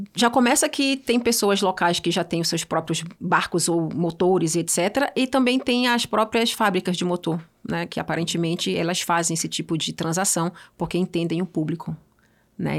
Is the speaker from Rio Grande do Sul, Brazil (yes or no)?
no; Belém, Pará, Brazil; moved away as an adult; also born or lived in Switzerland; now in São Paulo, Brazil; Eu saí de Belém do Pará, eu tinha o sonho de criança de ser diplomata, morei seis anos na Suíça